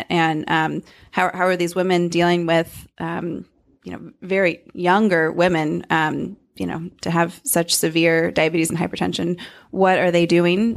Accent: Davis, California, United States; moved away; Davis, California, my hometown

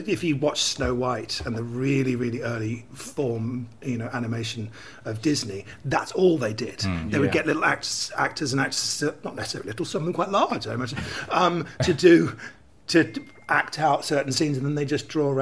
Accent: Twickenham, London, United Kingdom; also born or lived in Soho, London; Twickenham. I grew up in Twickenham

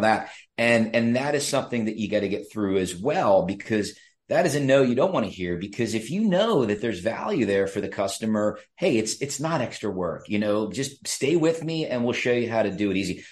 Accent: State College, Pennsylvania, United States; I'm from State College

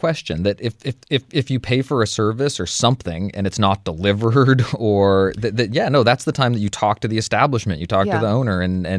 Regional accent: United Kingdom; I'm British, so the whole tipping thing is different here anyway

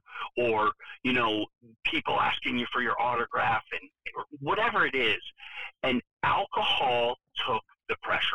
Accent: Main Line, Pennsylvania, United States; also born or lived in Delaware County, Pennsylvania; I grew up on the Main Line.

